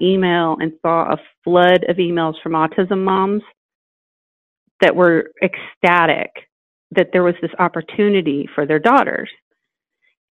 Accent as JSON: {"language": "English", "region": "Indiana", "country": "United States", "moved": "yes", "lives_now": "Atlanta, United States", "said": "I'm from Indiana."}